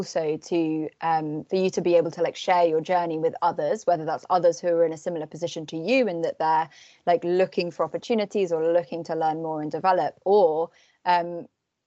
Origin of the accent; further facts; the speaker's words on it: Cornwall, South West England, United Kingdom; I'm from Cornwall